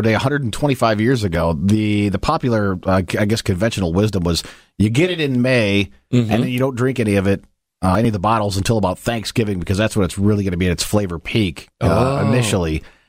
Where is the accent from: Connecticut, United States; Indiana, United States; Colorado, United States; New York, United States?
Indiana, United States; I'm from Indiana. It's a long way home.